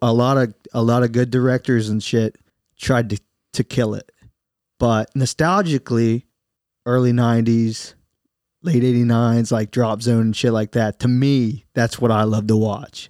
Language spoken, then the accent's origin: English; United States; we're American